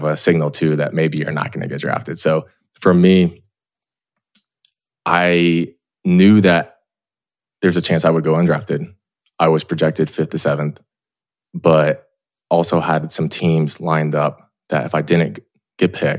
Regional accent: Clearwater, Florida, United States; moved away as an adult; I grew up in Clearwater, Florida, like in Knox Beach

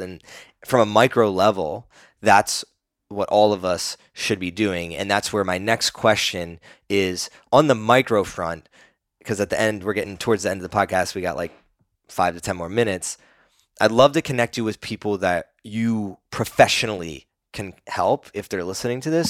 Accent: East Coast, United States; growing up on the East Coast

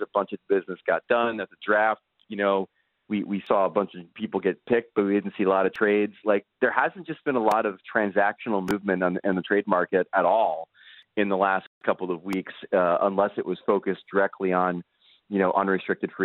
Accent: Matawan, New Jersey, United States; I'm from Mattawan, New Jersey. I went to high school with a kid named Charlie Rogers

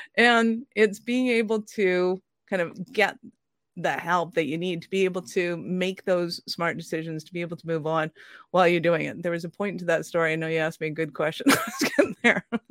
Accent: Ireland; I'm an Irish redhead

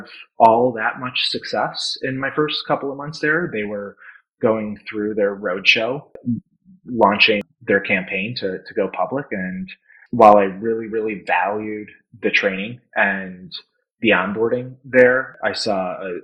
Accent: Naperville, Illinois, United States; grew up in Chicago suburbs

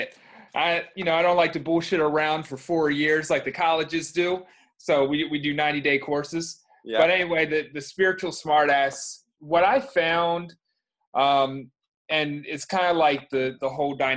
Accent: Baltimore County, Maryland, United States; now in Baltimore, United States; I grew up around here, and where I am right now

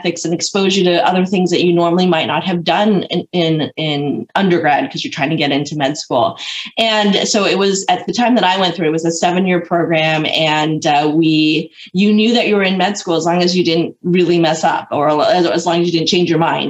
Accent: California, United States; moved away as an adult; also born or lived in Michigan; I grew up in California

